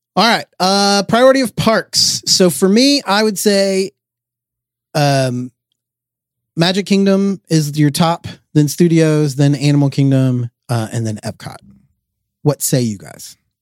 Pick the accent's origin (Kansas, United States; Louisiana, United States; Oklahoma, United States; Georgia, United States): Georgia, United States; we are from Georgia, where it is also hot and humid